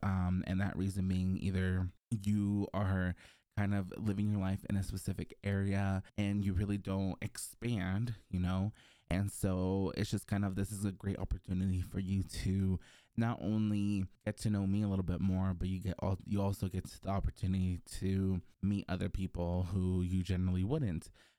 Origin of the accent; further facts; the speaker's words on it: Mexico; also born or lived in Mexico City, Mexico; I was born in Mexico City, but I moved to the countryside at a very early age with my brother and my parents.